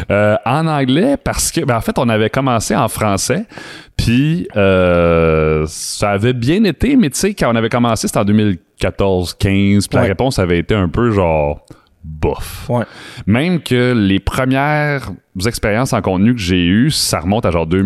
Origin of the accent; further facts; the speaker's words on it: Alberta, Canada; born there; je suis {S0} né en Alberta parce que mes parents sont militaires.